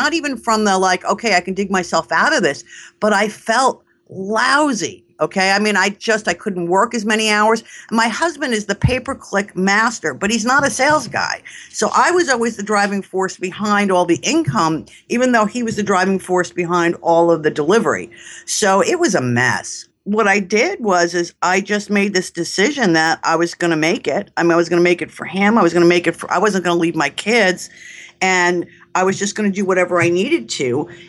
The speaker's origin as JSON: {"language": "English", "region": "New York", "country": "United States", "said": "I mean, if you can't tell from my accent, I'm a New Yorker."}